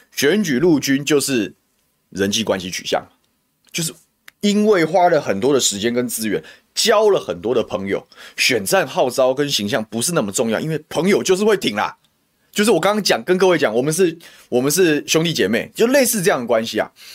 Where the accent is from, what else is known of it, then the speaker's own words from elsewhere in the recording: Taoyuan, Taiwan; 我们这些在地出生的政治人物